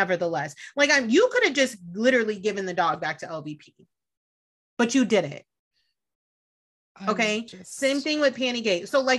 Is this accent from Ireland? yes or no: no; Italy; born there; also born or lived in Germany; I was born in Italy. I lived in Germany. Like, I'm worldwide.